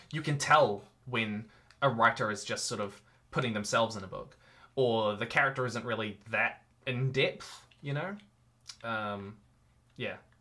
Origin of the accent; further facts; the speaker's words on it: New Zealand; I'm a New Zealander at heart. I love living here. It is my home.